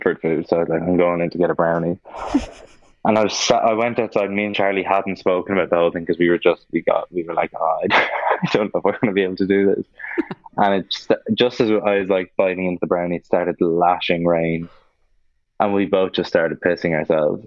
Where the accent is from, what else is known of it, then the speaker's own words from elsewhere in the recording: Ireland; I love being Irish